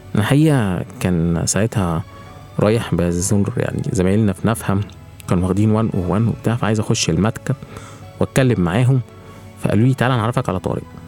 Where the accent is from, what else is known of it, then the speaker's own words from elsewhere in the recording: Egypt; بيئتنا وبيئه الاعمال عندنا في مصر